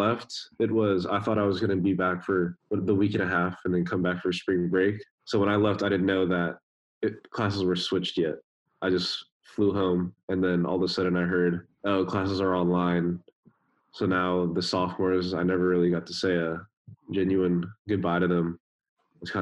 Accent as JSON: {"language": "English", "area": "Bay Area", "region": "California", "country": "United States", "said": "I'm from the Bay Area"}